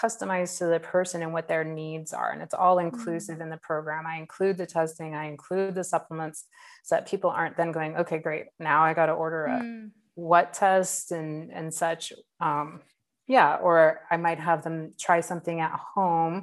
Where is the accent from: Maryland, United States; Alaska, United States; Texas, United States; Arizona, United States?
Alaska, United States; Southeast; now in California, United States; I grew up in Southeast Alaska in a rainforest